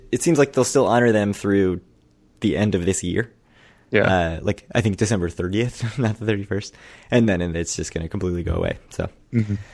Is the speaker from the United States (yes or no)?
yes; Baltimore County, Maryland, United States; accent: Baltimore; from Baltimore County, sir.